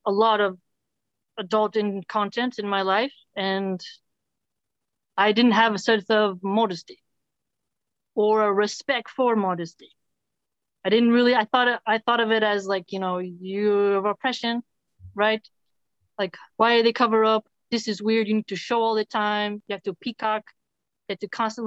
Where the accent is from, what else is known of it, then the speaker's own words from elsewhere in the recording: Philadelphia, Pennsylvania, United States; I grew up in Philly